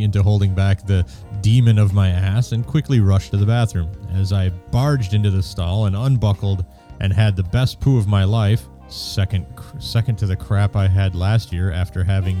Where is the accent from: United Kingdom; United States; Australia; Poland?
United Kingdom; Being British, I try to avoid embarrassment and confrontation at all costs.